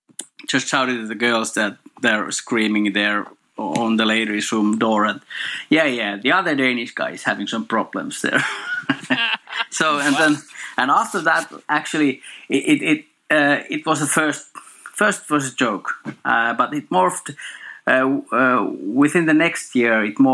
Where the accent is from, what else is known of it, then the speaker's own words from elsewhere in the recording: Finland; In Finland.